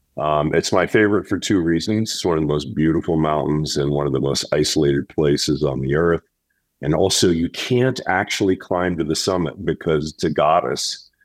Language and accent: English; Pittsburgh, Pennsylvania, United States; I'm from Pittsburgh, but I had the fortune of having a father that worked for a multinational corporation. And so we moved around a bit.